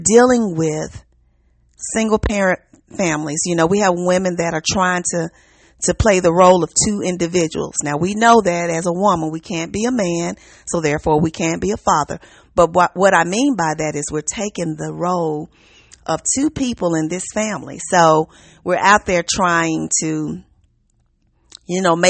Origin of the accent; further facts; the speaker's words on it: Memphis, Tennessee, United States; Hello from the South. I'm from Memphis